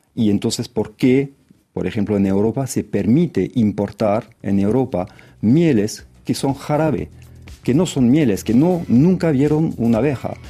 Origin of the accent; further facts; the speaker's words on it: France; como francés